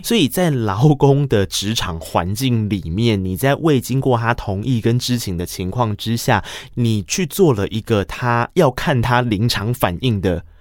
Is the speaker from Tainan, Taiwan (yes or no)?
yes; Tainan, Taiwan; 因为毕竟我来自台南，我们的公车是一个半小时一台